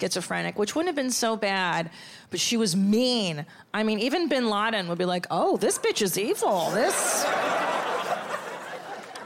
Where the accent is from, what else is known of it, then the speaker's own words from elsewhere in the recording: Los Angeles, California, United States; I'm from Los Angeles